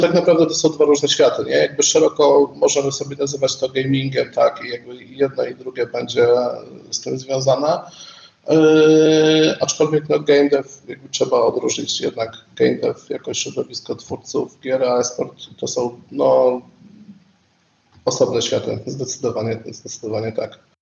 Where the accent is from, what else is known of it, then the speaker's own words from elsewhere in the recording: Kraków, Lesser Poland, Poland; Jestem z Krakowa i całe moje życie zawodowe też się kręci e, w Krakowie